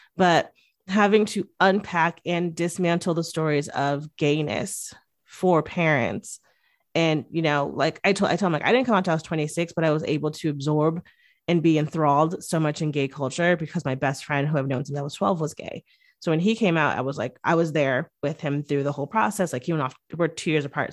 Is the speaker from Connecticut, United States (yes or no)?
yes; Connecticut, United States; I grew up in Connecticut, which is right outside of New York